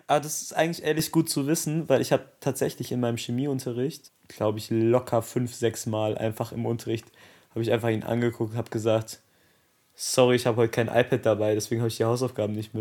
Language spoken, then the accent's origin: German; Dortmund, North Rhine-Westphalia, Germany; wir kommen beide aus Dortmund